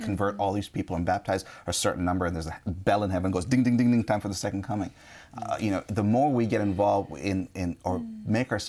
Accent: India; I'm Indian

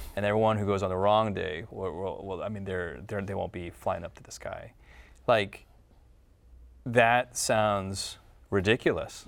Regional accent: United States; I'm from the United States

